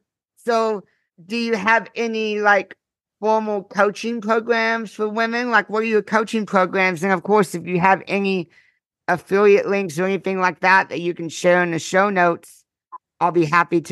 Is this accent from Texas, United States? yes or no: yes; Houston, Texas, United States; I'm from Texas, Houston area